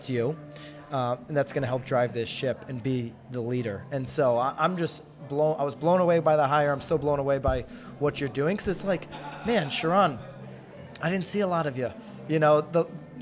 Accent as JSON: {"language": "English", "town": "Naples", "region": "Florida", "country": "United States", "tie": "born or raised there", "said": "my hometown of Naples"}